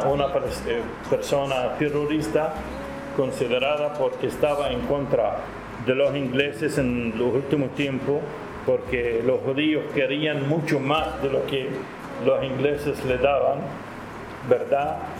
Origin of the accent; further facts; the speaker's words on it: Nicaragua; soy nicaragüense de origen palestino